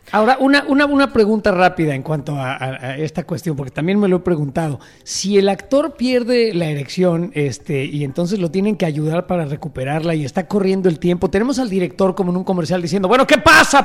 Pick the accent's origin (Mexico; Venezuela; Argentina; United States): Mexico; cosas que decimos los mexicanos